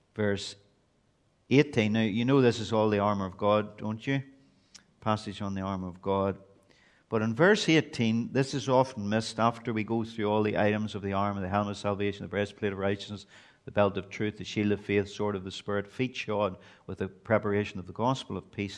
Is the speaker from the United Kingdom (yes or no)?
yes; Belfast, Northern Ireland, United Kingdom; moved away as an adult; now in Portadown, United Kingdom; I'm originally from East Belfast